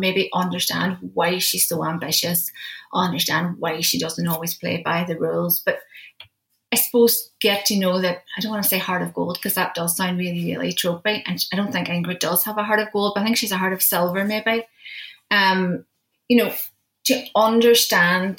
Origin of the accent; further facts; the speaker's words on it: Derry, Northern Ireland, United Kingdom; my hometown, my home city of Derry